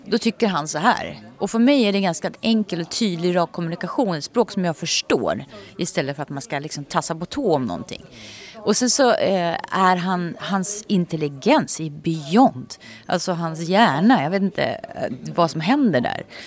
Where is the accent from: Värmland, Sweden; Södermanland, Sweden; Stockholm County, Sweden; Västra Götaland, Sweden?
Södermanland, Sweden; Nyköping; moved away; jag kommer från Nyköping